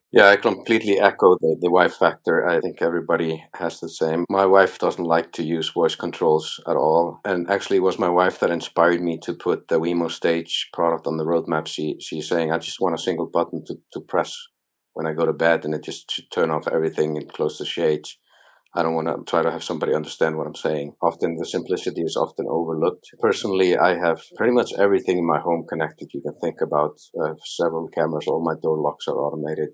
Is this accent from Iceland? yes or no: yes; Iceland; first language Icelandic; English is a second language; My native language is Icelandic. I prefer to speak Icelandic if I meet an Icelandic person